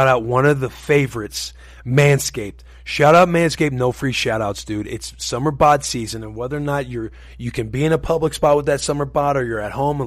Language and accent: English; Missouri, United States; Growing up in Missouri